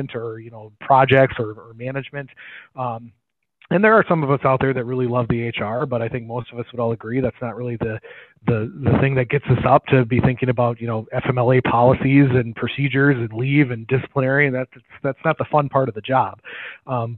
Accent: Green Bay, Wisconsin, United States; I grew up in the Green Bay area and then have kind of moved to different areas

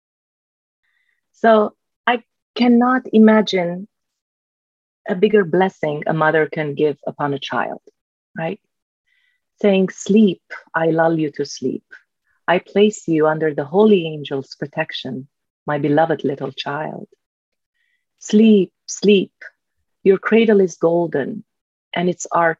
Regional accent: Lebanon; moved away; When I was growing up in Lebanon, we had, middle of the war, we had huge books of Impressionists on our table

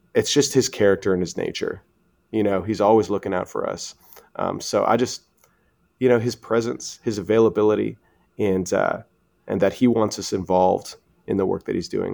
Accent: Canada; moved away as an adult; now in United States; we're Canadian

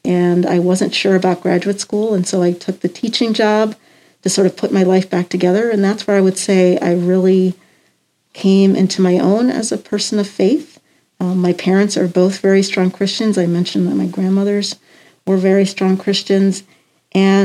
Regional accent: Columbia, Maryland, United States; I grew up in Columbia, Maryland

